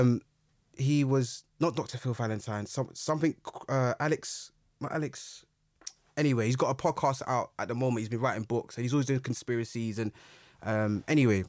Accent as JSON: {"language": "English", "region": "London", "country": "United Kingdom", "tie": "born or raised there", "said": "when I grew up, I grew up in Brixton"}